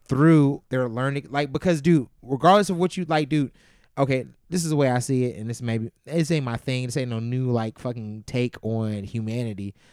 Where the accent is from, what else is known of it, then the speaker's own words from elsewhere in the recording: Youngstown, Ohio, United States; moved away as an adult; also born or lived in Campbell, Ohio; now in Chicago, United States; I grew up in Youngstown, Ohio